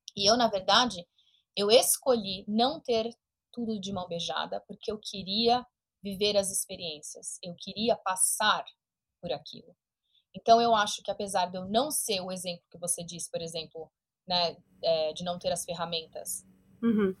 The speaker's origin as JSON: {"language": "Portuguese", "country": "Brazil", "moved": "yes", "lives_now": "United States", "said": "eu comecei a abandonar a identidade brasileira"}